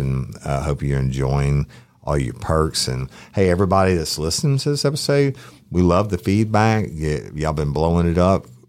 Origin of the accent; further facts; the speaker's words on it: South Louisiana, United States; We're from South Louisiana